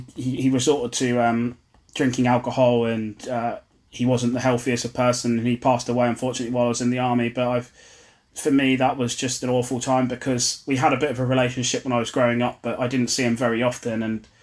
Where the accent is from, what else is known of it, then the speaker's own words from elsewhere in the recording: Ipswich, East of England, United Kingdom; So I grew up in Ipswich and had six brothers and sisters.